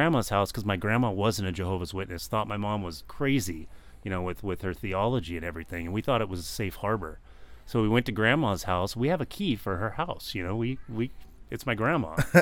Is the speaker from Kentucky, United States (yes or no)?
no; Garden Grove, California, United States; also born or lived in Long Beach, California / Orange, California; Born and raised in Garden Grove.